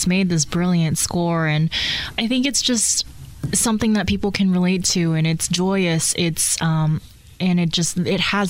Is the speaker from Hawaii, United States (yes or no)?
yes; Hawaii, United States; also born or lived in Tokyo, Japan; now in Indianapolis, United States; I grew up in Tokyo, but I moved to Hawaii when I was 6